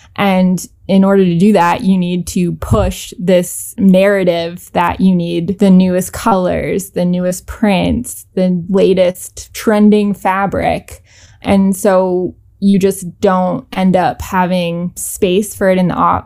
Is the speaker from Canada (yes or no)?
yes; Canada; moved away as an adult; now in New York City, United States; I grew up in Canada